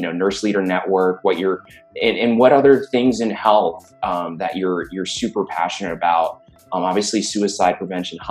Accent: New York City, New York, United States; also born or lived in Florida; now in Silicon Valley, United States; I grew up in Brooklyn, and then Florida. And then, I'm out here in Silicon Valley

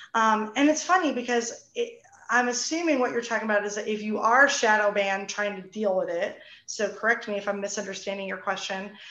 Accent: New Jersey, United States; we're both from New Jersey

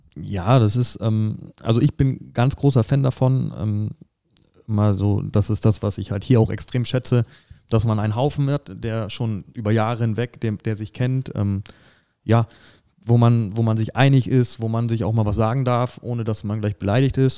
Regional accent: northern Brandenburg, Germany; moved away as an adult; now in Saarland, Germany; ich komme aus Nordbrandenburg, ähm, haben da einen Großteil äh, unseres Lebens verbracht

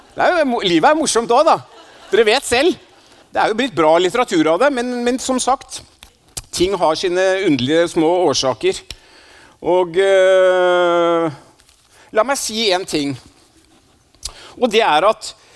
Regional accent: Oslo, Norway; also born or lived in Stavanger; Jeg er jo fra Oslo, selv om jeg er født i Stavanger, så jeg vokste opp i Oslo.

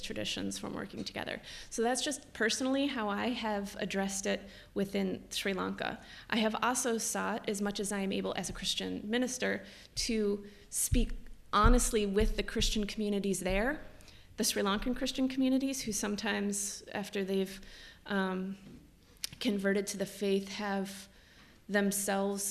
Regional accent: United States; as an American

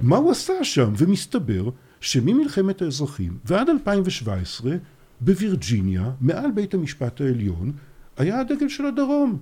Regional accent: Haifa, Haifa District, Israel; born or raised there

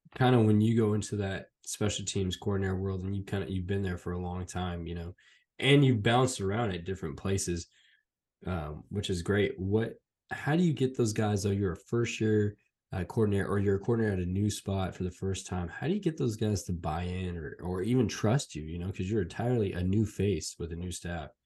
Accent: Fresno, California, United States; I grew up in Fresno, California, a Fresno State fan

